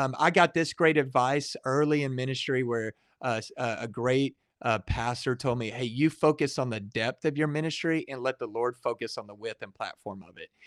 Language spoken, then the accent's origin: English; Waco, Texas, United States; I grew up in the Waco area